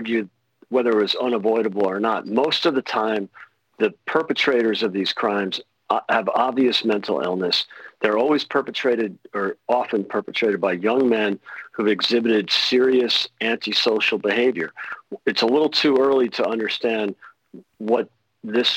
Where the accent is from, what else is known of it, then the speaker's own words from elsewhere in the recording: Chicago, Illinois, United States; now in United Kingdom; Chicago, my hometown.